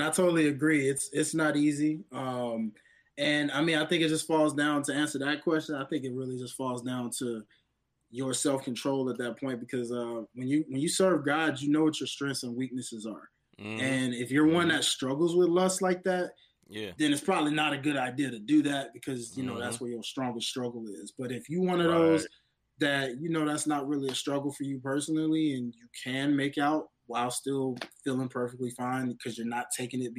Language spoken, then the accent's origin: English; the South, United States; even though I was raised in the South, I got a little bit of the North in me a little bit, you know, shout out to York, PA, where my pops lives